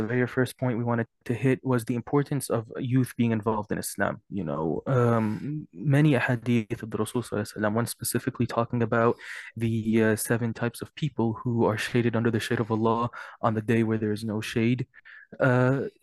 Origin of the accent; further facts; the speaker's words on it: Lexington, Kentucky, United States; I am also from Lexington, Kentucky